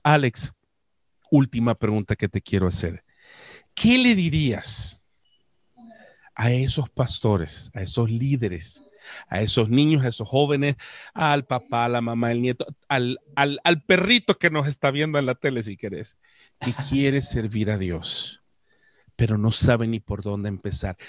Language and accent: Spanish; El Salvador; como buen salvadoreño